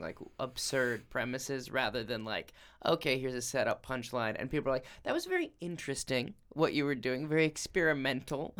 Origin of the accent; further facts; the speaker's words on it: Rochester, Minnesota, United States; now in New York, United States; Rochester, Minnesota